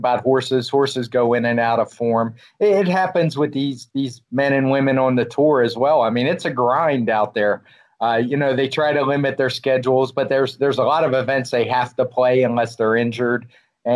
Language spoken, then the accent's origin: English; United States; as an American